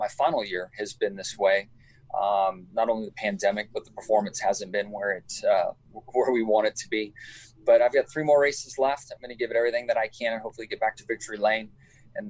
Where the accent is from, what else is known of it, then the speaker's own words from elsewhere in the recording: Southern California, United States; moved away; I grew up in Southern California, grew up racing on 2 wheels, racing dirt bikes